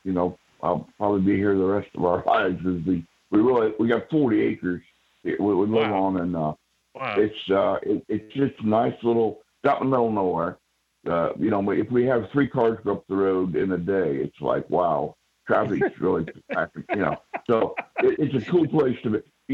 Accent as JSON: {"language": "English", "town": "Radnor", "region": "Ohio", "country": "United States", "tie": "born or raised there", "said": "I was born basically right here where we're talking from, in a little blank town called Radnor"}